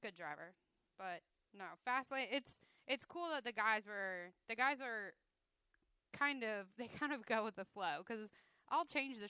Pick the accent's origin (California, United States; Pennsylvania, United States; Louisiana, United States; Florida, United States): Florida, United States; moved away; I'm from Florida.